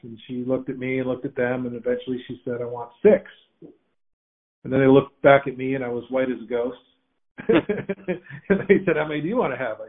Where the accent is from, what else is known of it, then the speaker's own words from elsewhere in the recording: Windsor, Ontario, Canada; moved away as an adult; now in United States; So I was born and raised in Windsor, Ontario in Canada.